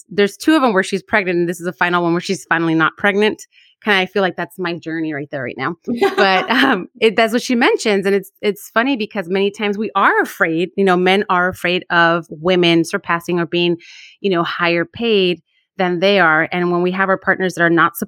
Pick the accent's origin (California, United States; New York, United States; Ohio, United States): California, United States; Los Angeles; I grew up in Watts